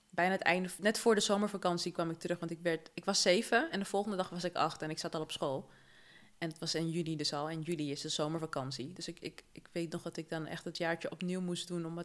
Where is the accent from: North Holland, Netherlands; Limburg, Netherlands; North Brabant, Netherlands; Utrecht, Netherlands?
North Holland, Netherlands; Amsterdam; also born or lived in Paramaribo, Suriname; Ja, ik, ik groeide op in Zuidoost, hè. Dus dat is zo'n soort Suriname